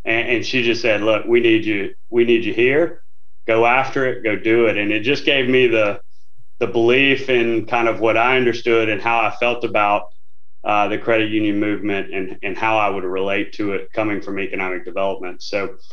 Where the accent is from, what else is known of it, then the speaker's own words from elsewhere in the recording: Northeast Louisiana, United States; I'm from Northeast Louisiana